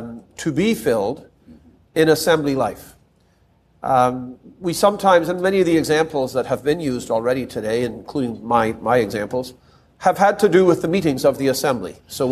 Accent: Toronto, Ontario, Canada; We had, growing up in Toronto, I would say without a word of exaggeration, I'm sure we had into the thousands of different believers in my aunt's home.

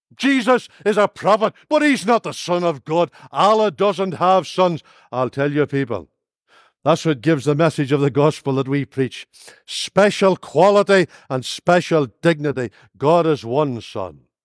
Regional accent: Northern Ireland, United Kingdom; now in Lurgan, United Kingdom; Come from Northern Ireland

